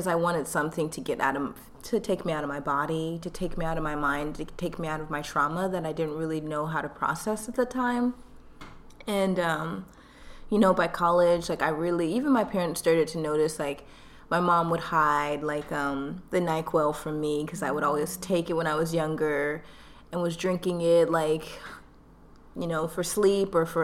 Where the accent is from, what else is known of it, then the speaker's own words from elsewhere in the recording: Atlanta, Georgia, United States; accent: Southern; also born or lived in Mukilteo, Washington / Nigeria (ancestry); now in Washington, United States; My family's originally from Nigeria, but I was born in Atlanta, Georgia, so I'm first generation Nigerian American